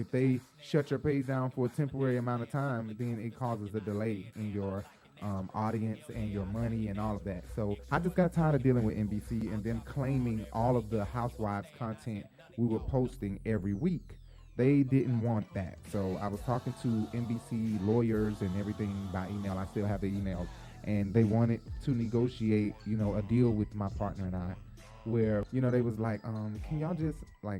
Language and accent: English; Decatur, Georgia, United States; I'm from Decatur.